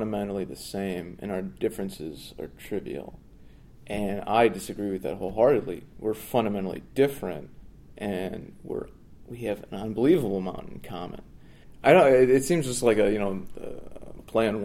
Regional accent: United States; Indian, American, ex-Muslim, second generation American

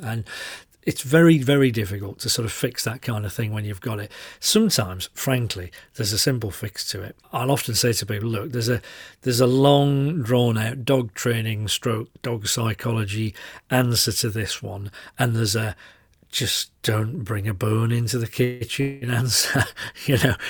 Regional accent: Yorkshire and the Humber, United Kingdom; I'm a Yorkshireman

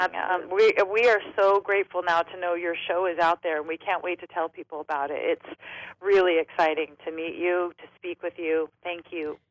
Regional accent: San Diego, California, United States; also born or lived in Los Angeles; I'm from San Diego, but I was

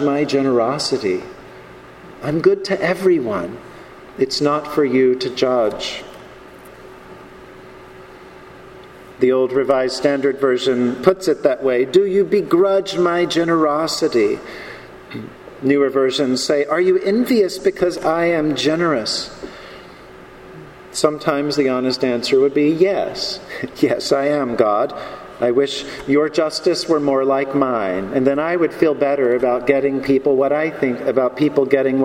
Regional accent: the American South, United States; Growing up in this country, growing up in the American South

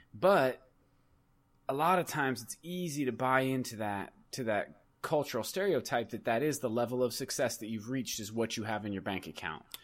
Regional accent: United States; as an American

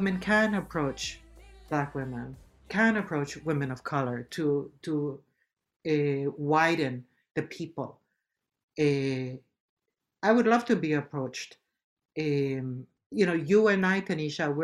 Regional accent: Puerto Rico; In my Puerto Rican culture, we speak a certain way also, and we have words that we speak to each other, like Boricua

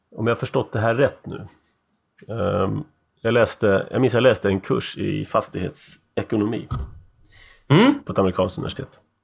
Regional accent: Sweden; also born or lived in United States; jag var van från Sverige

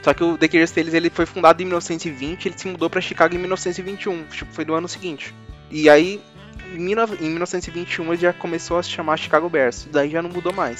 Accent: São Paulo, Brazil; a gente é do Zona Sul, a gente tem mais referências da, da Zona Sul

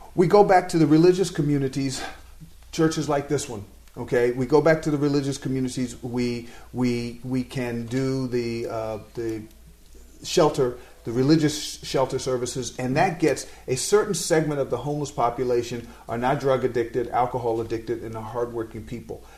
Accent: New York City, New York, United States; I'm a New Yorker

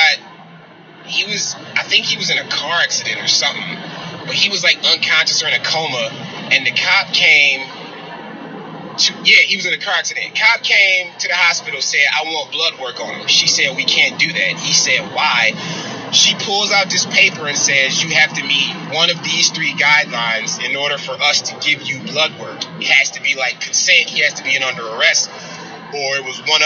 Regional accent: Detroit, Michigan, United States; now in Garden City, United States; I was born and raised in Detroit, but right now I live in Garden City, which is about 30 to 40 minutes west of Detroit

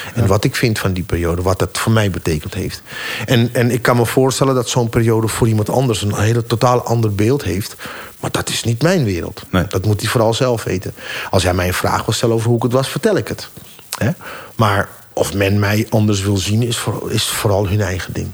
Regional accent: Amsterdam, North Holland, Netherlands; ik ben opgegroeid in Amsterdam in de Jordaan

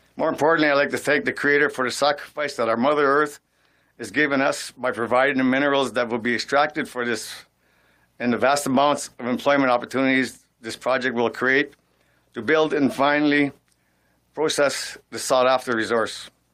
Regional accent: Sault Ste. Marie, Ontario, Canada; growing up in Sault Ste. Marie

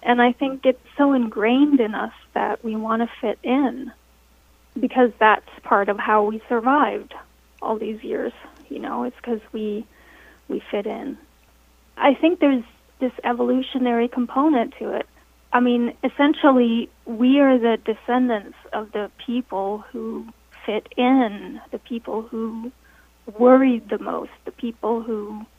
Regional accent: Denmark; also born or lived in United States; So it's interesting because I grew up partly in Denmark and partly in America

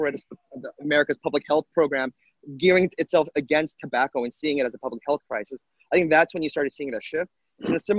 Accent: Los Angeles, California, United States; my hometown here in Los Angeles

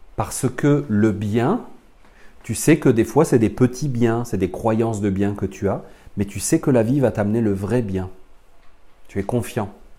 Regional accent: France; accent: French from France; je suis un Français né dans les années 70

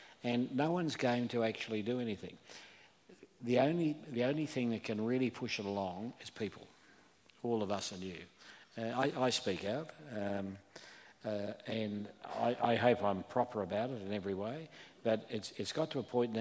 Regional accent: Melbourne, Victoria, Australia; moved away; I come from Melbourne

